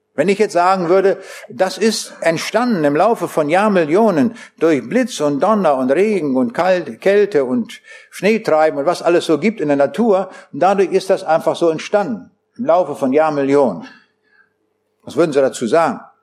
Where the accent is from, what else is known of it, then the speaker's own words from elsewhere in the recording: Braunschweig, Lower Saxony, Germany; Ich komme aus Braunschweig.